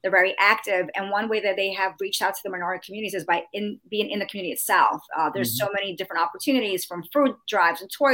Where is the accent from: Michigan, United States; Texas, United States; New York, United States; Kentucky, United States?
New York, United States; moved away as an adult; also born or lived in Florida / Washington, D.C.; now in Georgia, United States; I'm originally from New York